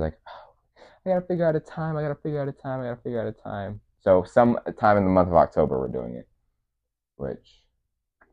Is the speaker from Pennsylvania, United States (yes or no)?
no; Minnesota, United States; I was born in Minnesota.